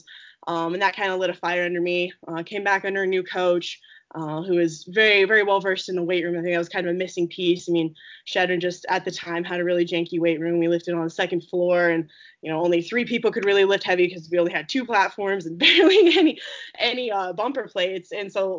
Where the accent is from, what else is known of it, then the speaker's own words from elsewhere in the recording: Eaton, Colorado, United States; I'm from Eaton